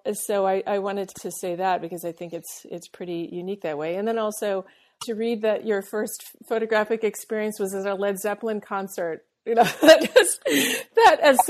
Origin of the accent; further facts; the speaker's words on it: Boston, Massachusetts, United States; we both came from Boston. We both have the same type, like we're French Canadian and Irish